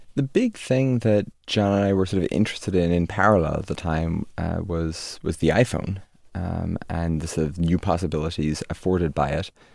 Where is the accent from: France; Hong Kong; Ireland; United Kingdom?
Ireland; Dromineer, Munster; also born or lived in Limerick, Ireland; that's where I spend most of my childhood